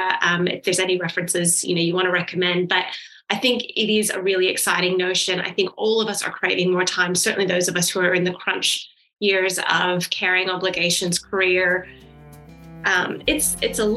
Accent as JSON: {"language": "English", "country": "United States", "tie": "born or raised there", "moved": "yes", "said": "I grew up in America"}